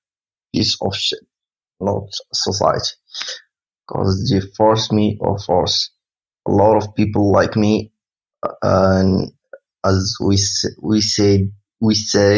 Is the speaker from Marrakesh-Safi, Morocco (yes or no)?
no; Oujda, Oriental, Morocco; from Morocco. The city named Oujda